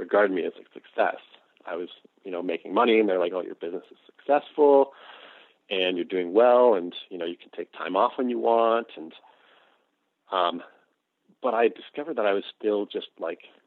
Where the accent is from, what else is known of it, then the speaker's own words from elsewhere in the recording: Toronto, Ontario, Canada; I'm Canadian, and I grew up in the suburbs of Toronto as a white middle-class kid.